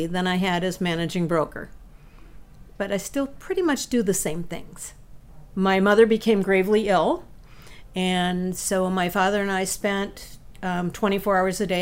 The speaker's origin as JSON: {"language": "English", "region": "Illinois", "country": "United States", "tie": "born or raised there", "also_born_or_lived": "Arizona / Nevada", "moved": "yes", "lives_now": "Washington, United States", "said": "I grew up in Illinois, moved to Arizona"}